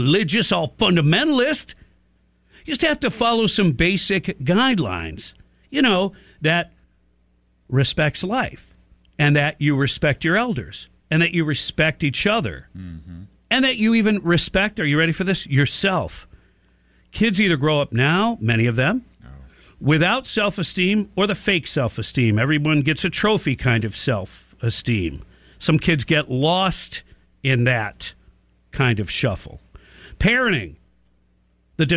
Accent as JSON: {"language": "English", "town": "Detroit", "region": "Michigan", "country": "United States", "tie": "born or raised there", "said": "I grew up in Detroit"}